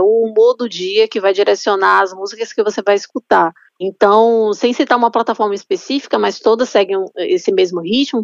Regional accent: Salvador, Bahia, Brazil; eu sou de Salvador

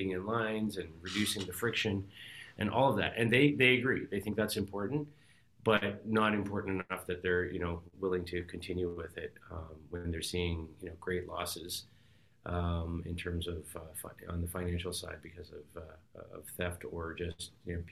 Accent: Toronto, Ontario, Canada; I grew up, you know, in Toronto here

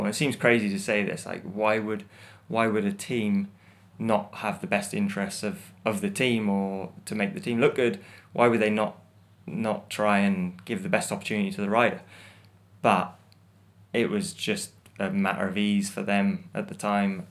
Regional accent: United Kingdom; as a British person

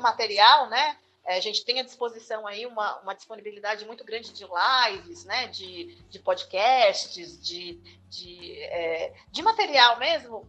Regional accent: Osasco, São Paulo, Brazil; also born or lived in Marília / Piracicaba / Sorocaba; now in São Paulo, Brazil; eu sou natural de Osasco

